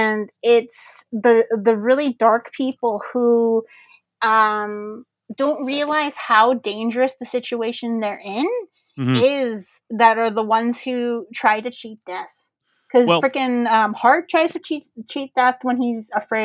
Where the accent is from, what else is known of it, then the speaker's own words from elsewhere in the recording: Canada; as a Canadian